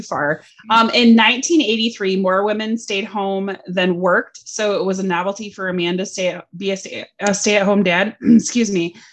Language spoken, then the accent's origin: English; Michigan, United States; also born or lived in California; we are from Michigan also, but I lived in California for a year.